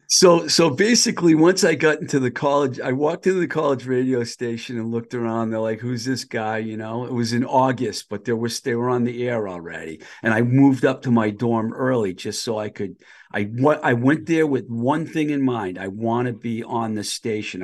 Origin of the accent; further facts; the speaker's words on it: Boston, Massachusetts, United States; moved away as an adult; also born or lived in Los Angeles, California; I grew up in the Boston area.